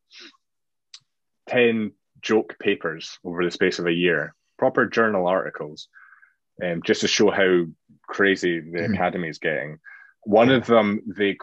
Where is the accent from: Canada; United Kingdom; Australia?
United Kingdom; Scotland; being Scottish